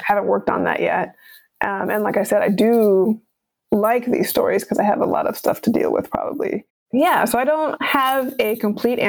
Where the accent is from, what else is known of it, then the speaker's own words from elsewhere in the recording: United States; if we're American